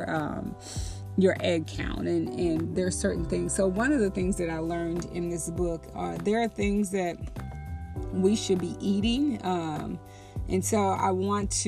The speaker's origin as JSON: {"language": "English", "region": "Texas", "country": "United States", "tie": "born or raised there", "said": "I was raised in the Bible Belt in Texas in church"}